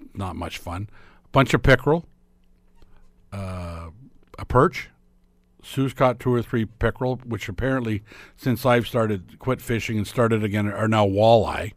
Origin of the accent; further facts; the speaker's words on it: Lindsay?, Ontario, Canada; moved away; small town, Ontario, it was so great. I mean, I grew up in Linden